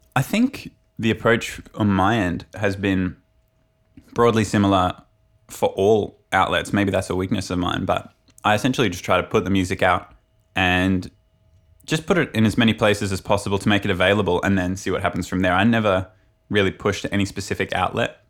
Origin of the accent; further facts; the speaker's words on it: Brisbane, Queensland, Australia; I come from Brisbane, which is the capital of Queensland